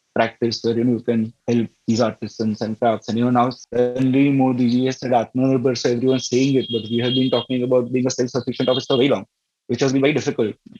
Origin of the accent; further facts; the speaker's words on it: Navsari, Gujarat, India; we ended up back in uh, Navsari, my hometown